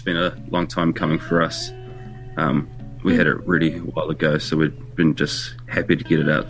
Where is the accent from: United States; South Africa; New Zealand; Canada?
New Zealand; Dunedin, Otago; moved away as an adult; now in Auckland, New Zealand; We're based in Auckland, eh? We're from Dunedin.